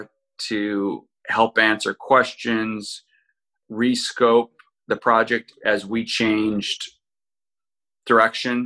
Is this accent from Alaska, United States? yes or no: yes; Kodiak, Alaska, United States; moved away as an adult; originally growing up in Kodiak, Alaska